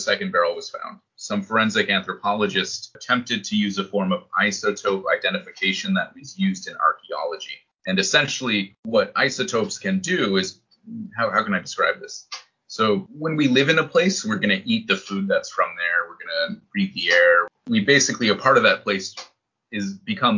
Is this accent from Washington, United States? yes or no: no; New Hampshire, United States; moved away as an adult; also born or lived in Boston area / Iraq; now in Japan; I grew up in New Hampshire and I've lived in these places, right? So it's a, you know, lived in the Boston area, lived in Iraq, right? Lived in Japan